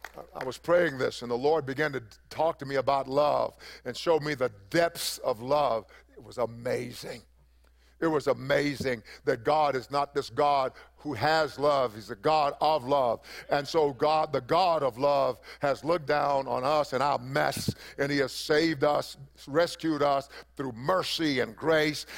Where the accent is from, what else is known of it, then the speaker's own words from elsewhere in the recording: East Texas, United States; I come from East Texas